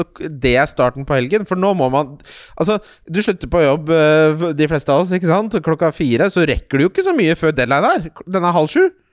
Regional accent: Ski, Akershus, Norway; Jeg er fra Ski

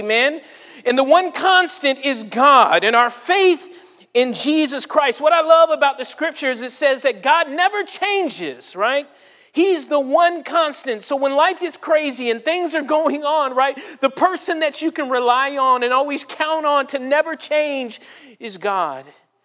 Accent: California, United States; moved away as an adult; now in Savannah, United States; I'm from California.

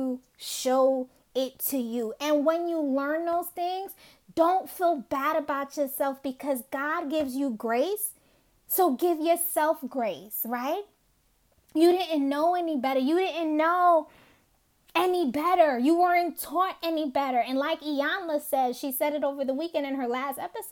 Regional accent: New York City, New York, United States; Growing up in Brooklyn

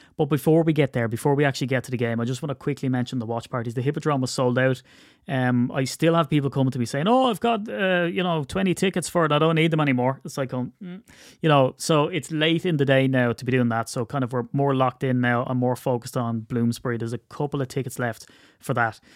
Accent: Ireland; I'm Irish

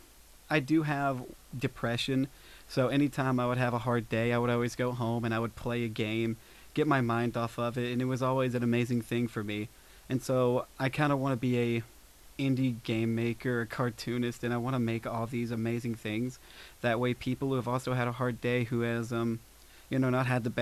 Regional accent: Pikeville, Kentucky, United States; I am from Pikeville

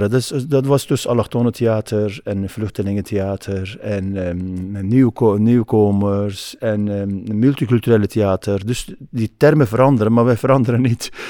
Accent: Turkey; Dutch is a second language; now in Netherlands; omdat ik uit Turkije kwam

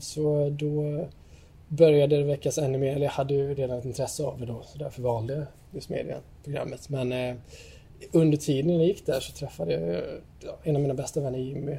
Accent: Gothenburg, Västra Götaland, Sweden; also born or lived in Vårkumla / Stockholm; now in Jönköping, Sweden; Jag är född och uppvuxen här i Sverige, i Göteborg

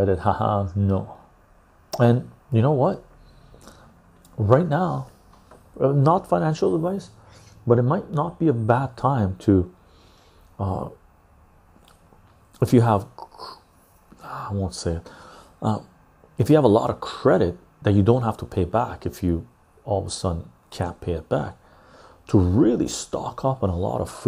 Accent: west coast of Canada, Canada; accent: West Coast Canadian; West Coast of Canada.

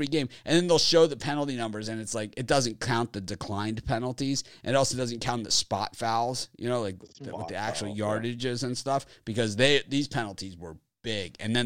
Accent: Miami, Florida, United States; I'm from Miami

